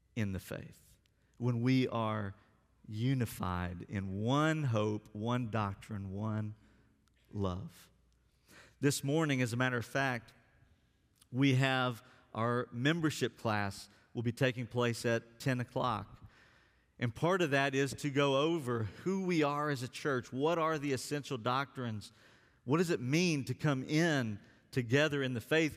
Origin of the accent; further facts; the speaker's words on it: Alabama, United States; also born or lived in West Virginia; now in Texas, United States; someone who grew up in Alabama